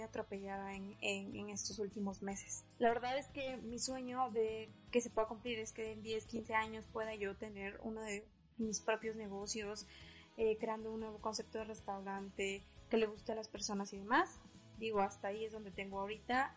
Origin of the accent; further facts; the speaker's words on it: San Andrés Tuxtla, Veracruz, Mexico; now in Mexico City, Mexico; a la ciudad de donde soy originaria, que es San Andrés Tuxtla